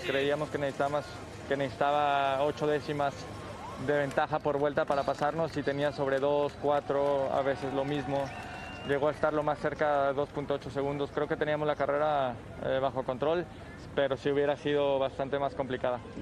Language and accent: Spanish; Mexico; mi país